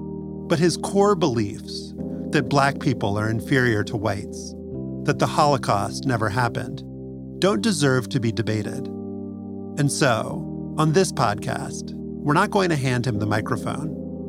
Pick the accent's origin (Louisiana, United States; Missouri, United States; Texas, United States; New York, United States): Louisiana, United States; New Orleans; Levy is a family friend who I knew growing up in New Orleans